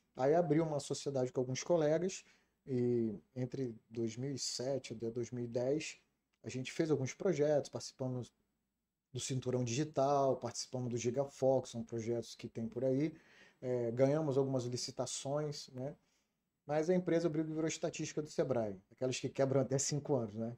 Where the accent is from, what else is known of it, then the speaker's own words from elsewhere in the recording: Brasília, Federal District, Brazil; also born or lived in Rio de Janeiro; nasci no Rio de Janeiro, eu sou carioca, é, nasci em Cascadura e por, por situações é, profissionais do meu pai, nós saímos do Rio de Janeiro e fomos morar em Brasília.